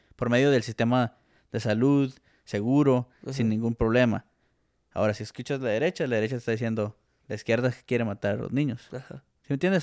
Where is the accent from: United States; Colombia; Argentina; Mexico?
Mexico; como mexicanos estamos, vamos a decir, creados